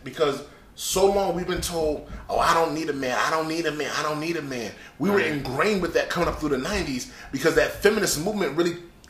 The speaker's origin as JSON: {"language": "English", "area": "Wake County", "region": "North Carolina", "country": "United States", "said": "I'm from Wake County, North Carolina."}